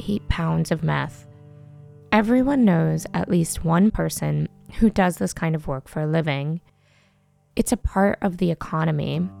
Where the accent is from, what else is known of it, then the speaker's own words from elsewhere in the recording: Yuma, Arizona, United States; my hometown of Yuma, Arizona. A storied old West town where the lore of the outlaw still defines the culture. It's flat and expansive, and rows of cabbage and cauliflower stretch out to reveal silhouettes of purple mountains.